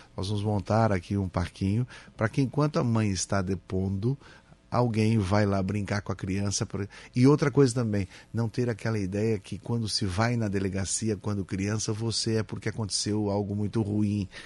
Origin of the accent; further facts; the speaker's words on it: Criciúma, Santa Catarina, Brazil; moved away; morei em Criciúma, na Próspera, minha infância foi aqui.